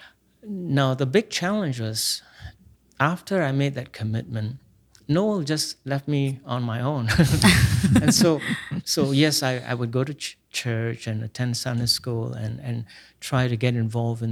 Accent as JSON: {"language": "English", "country": "Singapore", "tie": "born or raised there", "said": "I grew up in Singapore"}